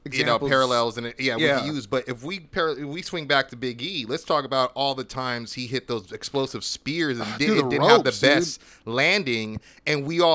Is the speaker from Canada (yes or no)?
yes; Canada; I love all you, and in case you missed it, I love being Canadian.